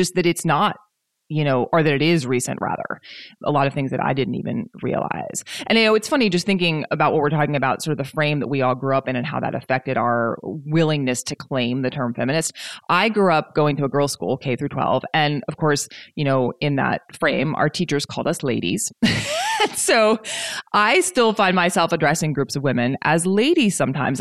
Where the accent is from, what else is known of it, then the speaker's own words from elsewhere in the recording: the South, United States; growing up in the South too